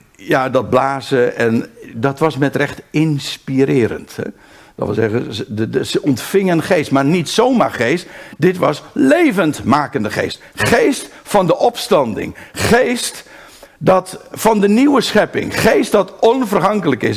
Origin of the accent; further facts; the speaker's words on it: Aalsmeer, North Holland, Netherlands; also born or lived in Haarlem; now in Rijnsburg, Netherlands; in het eerste geval ben ik daar geboren. Maar ik ben opgegroeid in Aalsmeer en vervolgens ben ik gaan wonen in, in Rijnsburg.